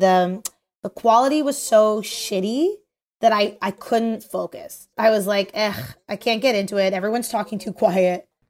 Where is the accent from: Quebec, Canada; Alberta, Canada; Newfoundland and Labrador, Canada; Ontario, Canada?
Ontario, Canada; Toronto; we're all from Toronto